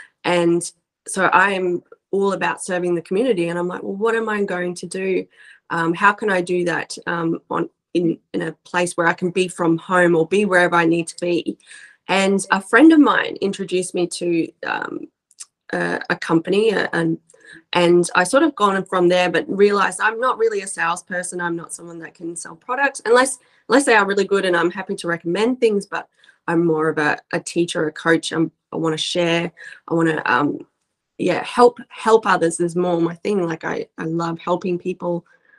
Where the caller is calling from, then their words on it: Australia; I'm coming live from Australia. So it's amazing that we can connect.